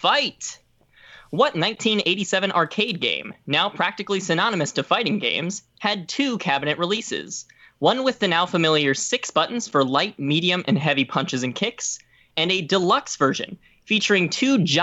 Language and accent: English; Waterloo, Iowa, United States; also born or lived in Clinton, Iowa; now in Waverly, United States; I'm originally from Waterloo, Iowa.